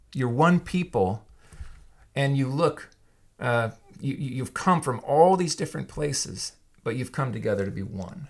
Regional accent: Yakima, Washington, United States; I grew up in Yakima for the most part

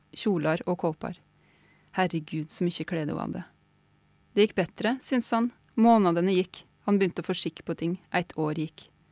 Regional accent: Kvam, Innlandet, Norway; Kvam der jeg er fra sjøl, i Innlandet, i Gudbrandsdalen

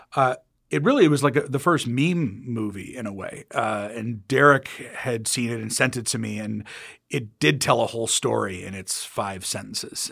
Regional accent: United States; moved away as an adult; now in England, United Kingdom; I'm American

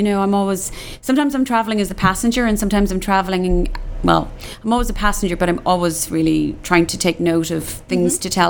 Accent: Cork, Munster, Ireland; now in Dallas, United States; I'm from Cork and the coast of Cork.

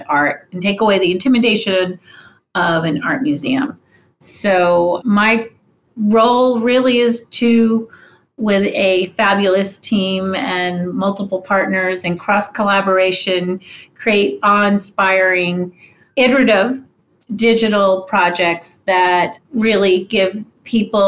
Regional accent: New York, United States; I grew up in New York and went to museums all the time

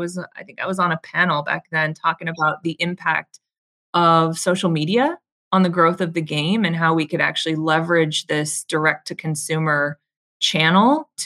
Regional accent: Arizona, United States; I grew up playing in Arizona.

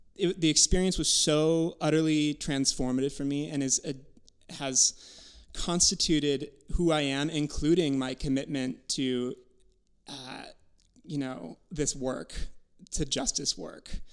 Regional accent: Wisconsin, United States; growing up in Wisconsin

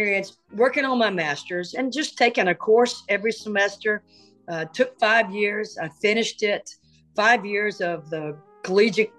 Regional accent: Birmingham, Alabama, United States; born or raised there; also born or lived in Canton, Ohio

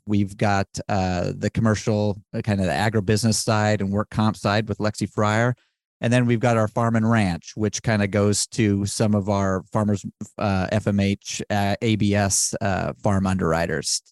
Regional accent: Wyoming, United States; I am from Wyoming

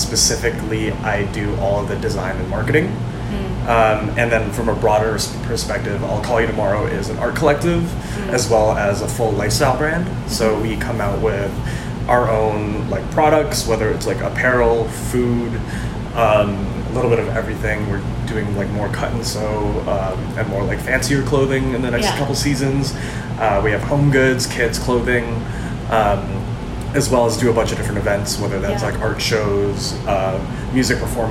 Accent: St. Albert, Alberta, Canada; moved away as an adult; also born or lived in Toronto / Vancouver; I'm from Edmonton, or actually more specifically, though it is a little bit complicated, I'm actually from St. Albert, the suburbs

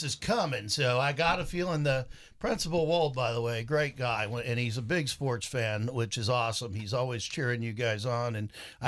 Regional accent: Memphis, Tennessee, United States; moved away; I was raised in Memphis, Tennessee as a child

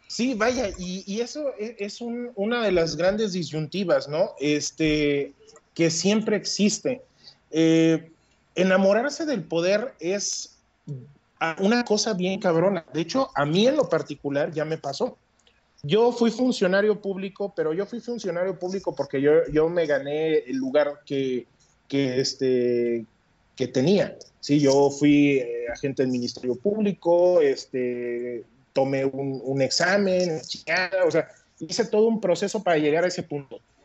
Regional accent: Mexico

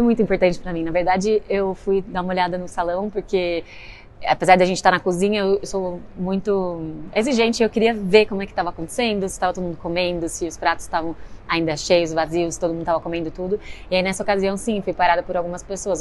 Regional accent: interior of São Paulo, Brazil; Eu sou do interior de São Paulo

